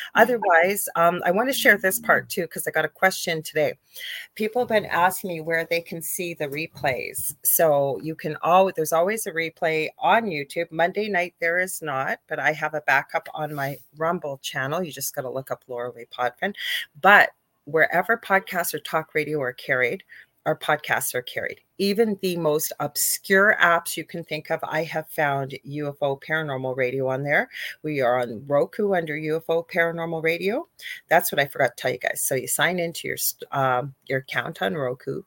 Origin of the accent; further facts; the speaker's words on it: Canada; I'm a Canadian clairvoyant medium